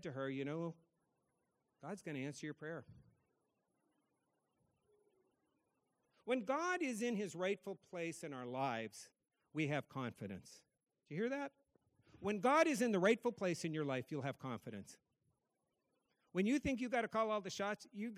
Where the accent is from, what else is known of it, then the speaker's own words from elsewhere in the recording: North Dakota, United States; now in Massachusetts, United States; I grew up in North Dakota. I live in Massachusetts